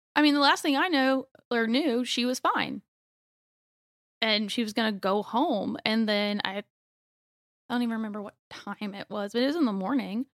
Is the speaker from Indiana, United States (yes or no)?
no; Youngsville, North Carolina, United States; also born or lived in Raleigh, North Carolina; I grew up in Youngsville, so I've pretty much been in Raleigh all my life.